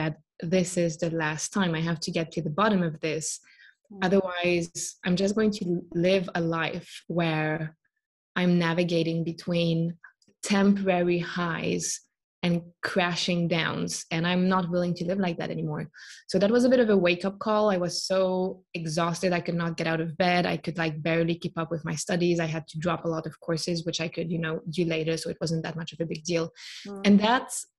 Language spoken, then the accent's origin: English; Switzerland; born and raised in Switzerland, studied here